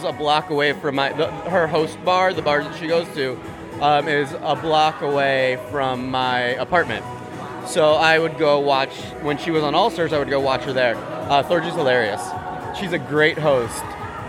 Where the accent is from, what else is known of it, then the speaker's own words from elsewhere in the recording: New York City, New York, United States; I'm from New York City.